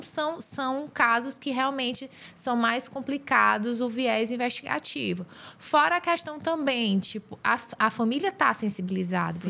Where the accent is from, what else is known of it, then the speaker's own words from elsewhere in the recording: União, Piauí, Brazil; moved away as an adult; also born or lived in Ceará; Sou piauiense, sou unionense